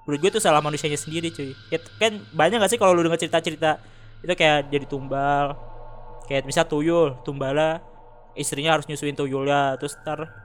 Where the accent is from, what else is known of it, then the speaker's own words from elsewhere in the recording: Jabodetabek, Indonesia; jadi dulu ya gue dari Jabodetabek